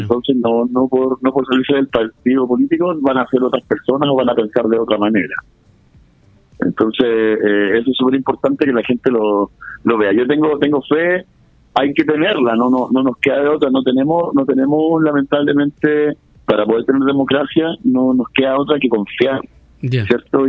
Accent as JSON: {"language": "Spanish", "country": "Chile", "said": "somos los chilenos"}